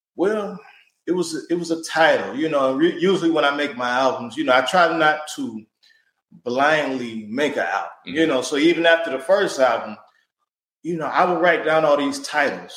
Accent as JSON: {"language": "English", "town": "Cleveland", "region": "Ohio", "country": "United States", "said": "I come from Cleveland"}